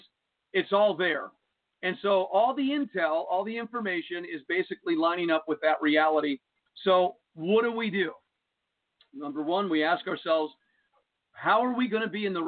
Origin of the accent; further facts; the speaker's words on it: Jersey City, New Jersey, United States; when I was a kid growing up in Jersey City, New Jersey